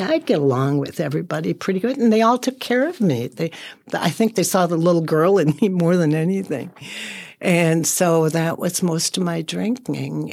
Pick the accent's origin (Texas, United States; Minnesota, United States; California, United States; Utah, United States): Minnesota, United States; Saint Paul; I was raised in Selby and Dale